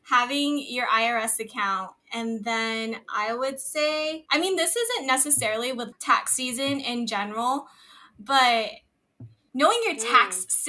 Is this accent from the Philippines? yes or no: yes; Philippines; yes, I am Filipino. And yes, I try to be as much as part of my culture as possible.